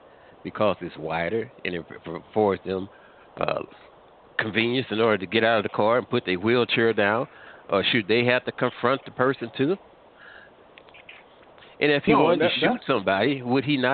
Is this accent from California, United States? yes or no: no; Missouri, United States; I hail from Missouri